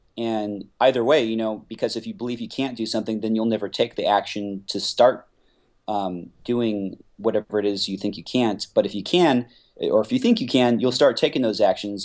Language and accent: English; Simi Valley, California, United States; also born or lived in Los Angeles; my hometown, which is Simi Valley